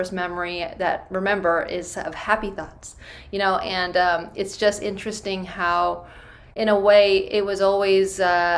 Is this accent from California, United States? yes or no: yes; Bay Area, California, United States; I'm from the Bay Area. I grew up there